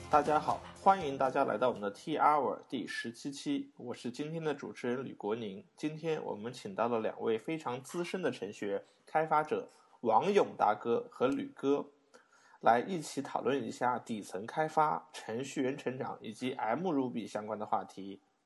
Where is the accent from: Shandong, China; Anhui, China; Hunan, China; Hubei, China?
Shandong, China; Qingdao; moved away; also born or lived in Shanghai; 定居在青岛了